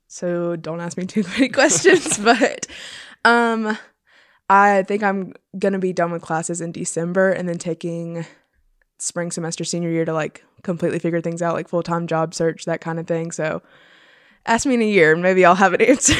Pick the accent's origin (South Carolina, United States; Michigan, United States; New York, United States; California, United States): South Carolina, United States; Florence; I'm from Florence, South Carolina.